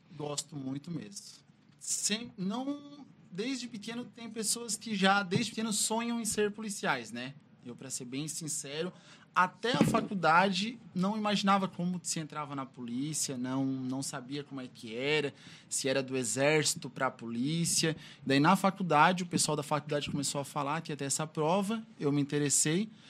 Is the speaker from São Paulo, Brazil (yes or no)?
no; Criciúma, Santa Catarina, Brazil; also born or lived in Timbé do Sul, Santa Catarina; Com três anos eu já vim para cá. Então moro aqui em Criciúma já há bastante tempo